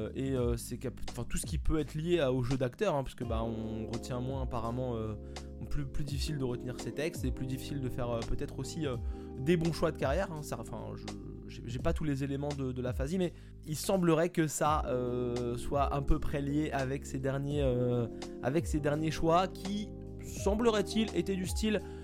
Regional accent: France; Moi je suis français

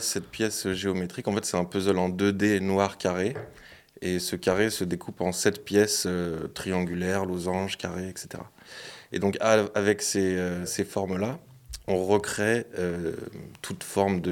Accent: Lyon, Auvergne-Rhône-Alpes, France; je suis de Lyon

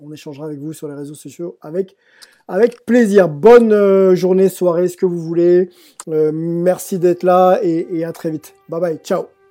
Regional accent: France; j'ai grandi en France

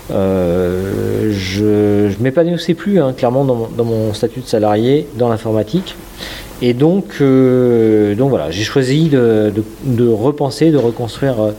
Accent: Dinan, Brittany, France; Moi, je suis breton, je suis nadinan. J'ai travaillé longtemps à Paris dans l'informatique, dans l'IT, dans des sociétés de services.

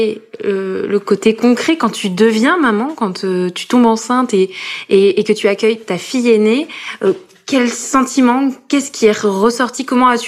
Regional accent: Corrèze, Nouvelle-Aquitaine, France; moved away as an adult; now in Paris, France

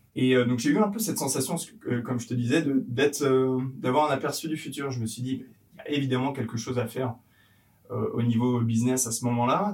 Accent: a small village in Yvelines, Île-de-France, France; je suis originaire de d'Avron, c'est un petit village perdu au milieu des Yvelines où j'ai grandi avec, euh, avec donc, euh, ma famille

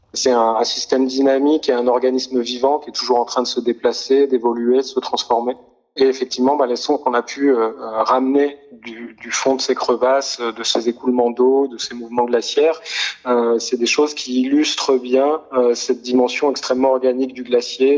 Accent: near Grenoble, Auvergne-Rhône-Alpes, France; moved away; j'ai grandi euh, près de Grenoble

